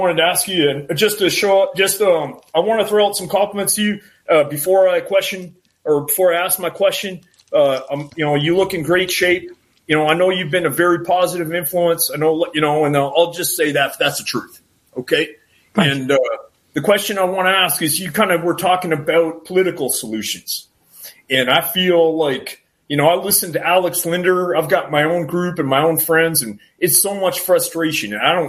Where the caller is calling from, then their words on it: Canada; I'm calling from the cold climate of Canada. That's where I'm calling from.